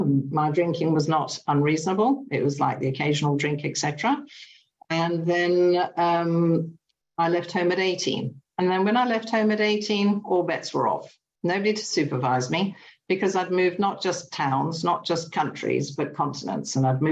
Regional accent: England, United Kingdom; also born or lived in Germany / Italy; I was born in England. We moved to Germany. We moved to Italy. We moved to England when I was about 8. I stayed until I was about 18.

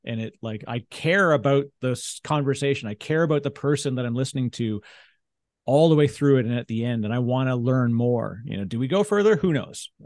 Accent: Canada; we're both Canadian

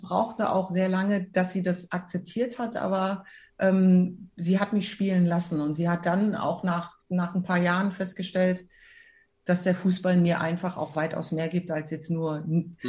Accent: Frankfurt, Hesse, Germany; Frankfurt äh, war immer meine Heimat und da bin ich groß geworden

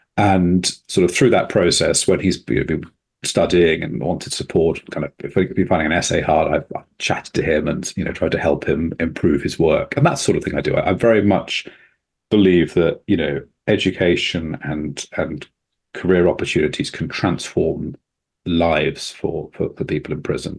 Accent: England, United Kingdom; a kind of white Englishman with my accent, I was treated differently

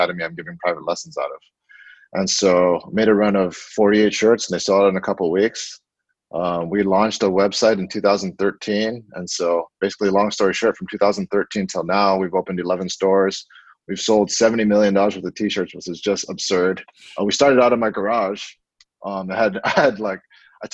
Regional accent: Honolulu, Hawaii, United States; moved away as an adult; also born or lived in Oregon / Portland; I grew up in Makiki, went to Punahou School, was a 2001 grad

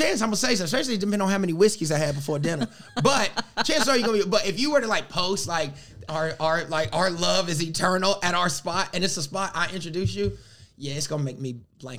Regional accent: South Carolina, United States; I'm from South Carolina.

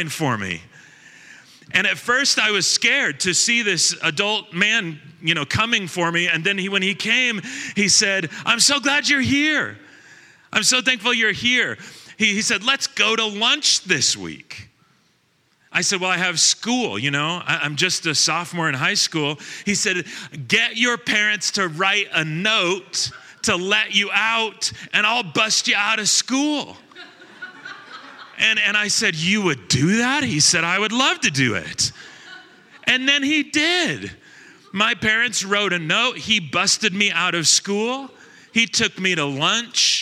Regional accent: Long Beach, California, United States; also born or lived in Lake Arrowhead, California; When I was 15, we moved from Long Beach, California to Lake Arrowhead, California

